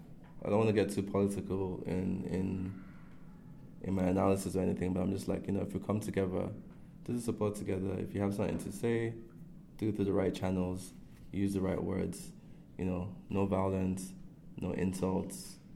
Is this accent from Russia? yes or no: no; Canada; also born or lived in Nigeria; Like, being Canadian and Nigerian at the same time, you know, it is what it is. But the home country, Nigeria, so I guess Nigeria is the home country, lost 2-0, right?